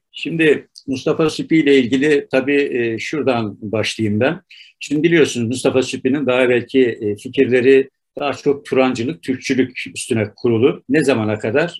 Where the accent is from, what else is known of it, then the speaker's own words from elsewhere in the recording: Ardahan, Turkey; Türkiye'de Ardahan da doğdum. Yani Türkiye'nin en ucunda doğdum.